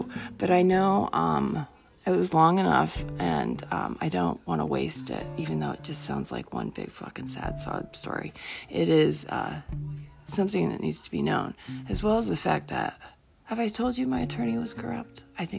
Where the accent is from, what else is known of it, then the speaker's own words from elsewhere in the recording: Hanover, New Hampshire, United States; because I grew up in Hanover.